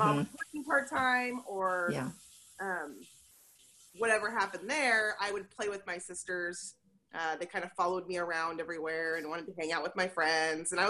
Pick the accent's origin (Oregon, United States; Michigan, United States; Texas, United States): Oregon, United States; Portland; I grew up in Portland, so that's fun. Grew up in Portland and went to Reynolds High School